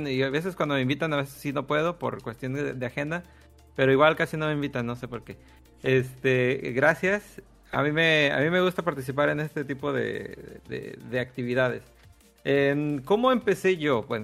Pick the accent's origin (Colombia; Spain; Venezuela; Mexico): Mexico; Tabasco; Yo soy de Tabasco.